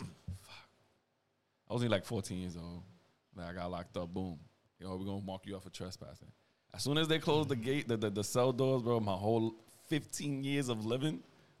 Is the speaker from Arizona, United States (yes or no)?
no; New York City, New York, United States; growing up in the Bronx